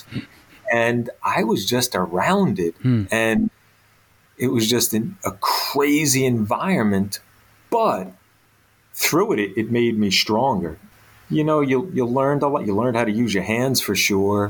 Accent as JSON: {"language": "English", "town": "Bayonne", "region": "New Jersey", "country": "United States", "tie": "born or raised there", "said": "as a young kid growing up in Bayonne"}